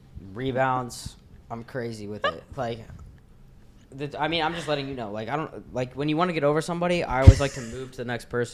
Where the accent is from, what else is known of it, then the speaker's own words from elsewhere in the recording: Miami, Florida, United States; also born or lived in Colorado; I'm not really like from there. I'm from Miami. But yeah, my family's back in Colorado.